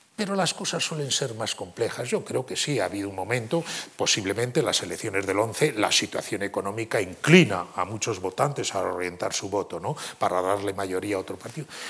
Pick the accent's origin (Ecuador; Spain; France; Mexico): Spain; como europeos, como españoles